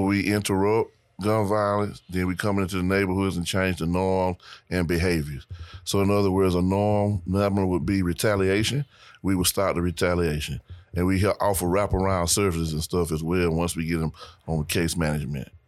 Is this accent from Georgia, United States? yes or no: yes; Macon, Georgia, United States; I'm originally from Macon, Georgia